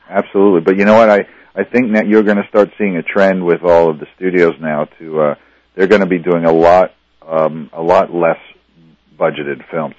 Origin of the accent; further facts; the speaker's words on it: Reading, Pennsylvania, United States; now in Los Angeles, United States; I'm from Reading, Pennsylvania, and uh, you know I grew up in this, you know, not in an in inner city, you know, our city was like 200,000 people